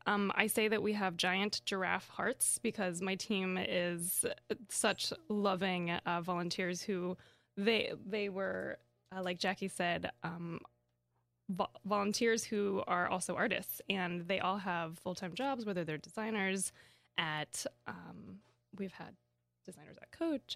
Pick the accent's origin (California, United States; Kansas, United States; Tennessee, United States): Kansas, United States; I grew up in Kansas.